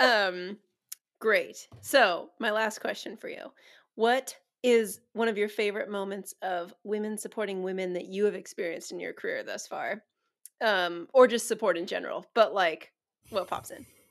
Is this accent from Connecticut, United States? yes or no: no; San Diego, California, United States; I was eight when we moved to San Diego from NorCal